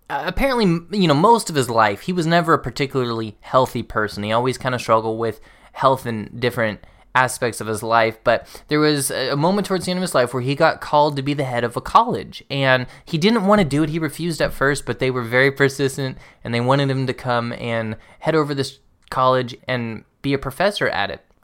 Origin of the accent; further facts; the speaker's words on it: the South, United States; growing up in the South, I heard a lot about how hard it was to get converts there.